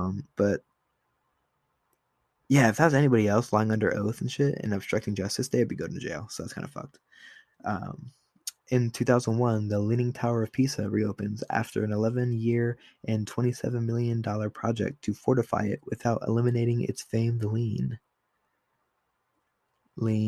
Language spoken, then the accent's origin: English; Ohio, United States; I'm from Ohio